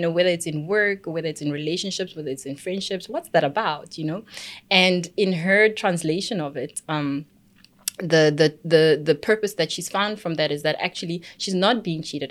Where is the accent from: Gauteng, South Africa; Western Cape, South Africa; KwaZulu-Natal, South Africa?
Gauteng, South Africa; Pretoria; I'm from Pretoria.